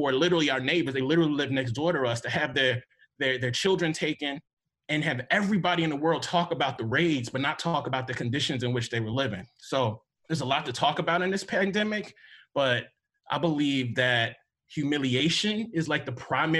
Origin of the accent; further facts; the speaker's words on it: Mississippi, United States; I am from Mississippi